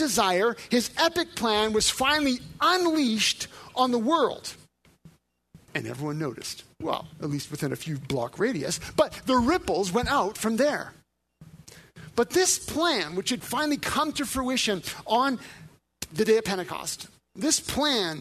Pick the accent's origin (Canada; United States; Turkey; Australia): Canada; Northern Alberta; I was raised in Northern Alberta.